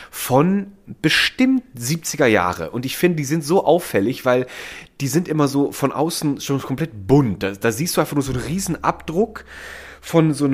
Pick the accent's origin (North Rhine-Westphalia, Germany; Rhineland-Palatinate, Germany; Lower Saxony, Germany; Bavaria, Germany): Rhineland-Palatinate, Germany; Mendig; es gab auch aus der Ecke, wo ich herkomme, in Mendig, das ist ein Vulkangebiet und da gibt es auch die Vulkaneifel ist ja dann